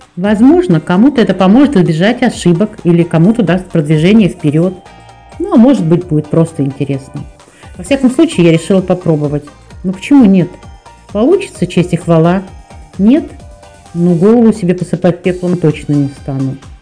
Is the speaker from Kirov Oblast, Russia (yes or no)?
no; Moscow, Russia; Я москвичка.